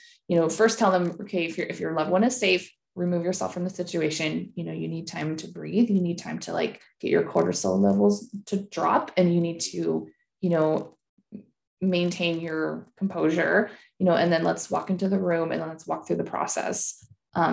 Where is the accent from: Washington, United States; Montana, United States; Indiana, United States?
Washington, United States; Seattle; also born or lived in Germany; I moved home to Seattle to care for her